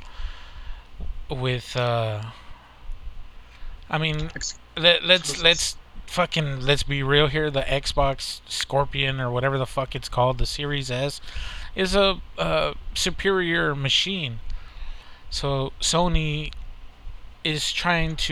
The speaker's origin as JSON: {"language": "English", "country": "United States", "said": "We're American"}